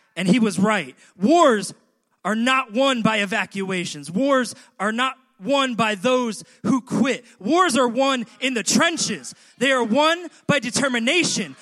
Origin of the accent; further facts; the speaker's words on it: New York City, New York, United States; as a New Yorker